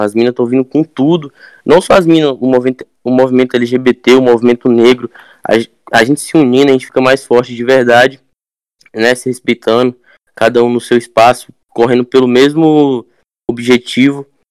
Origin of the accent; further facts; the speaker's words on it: Arraias, Tocantins, Brazil; moved away; Eu venho de uma cidade quilombola do interior, do Tocantins, né? Ela tem quase 300 anos de, né, de cidade. Arraias Tocantins, eu venho, uma cidade quilombola.